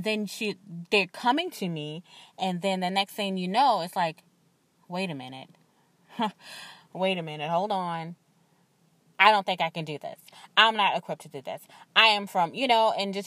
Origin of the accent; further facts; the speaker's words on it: the South, United States; I'm from the South